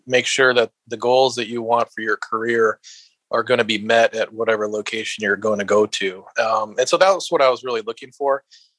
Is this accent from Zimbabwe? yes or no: no; Minnesota, United States; moved away as an adult; now in Texas, United States; There's a little bit of cultural change, obviously, you know, not being from Texas, a bit different from Minnesota, although it still feels like a bit like home.